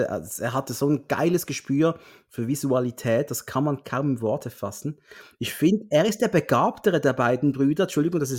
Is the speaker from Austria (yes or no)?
no; Switzerland; zumindest für mich als Schweizer